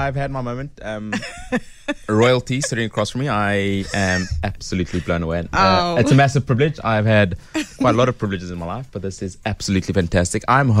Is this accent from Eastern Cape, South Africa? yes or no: no; Johannesburg, Gauteng, South Africa; I'm from Joburg.